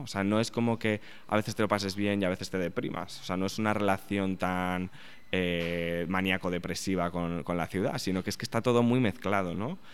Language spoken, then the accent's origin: Spanish; Spain; moved away as an adult; now in New York, United States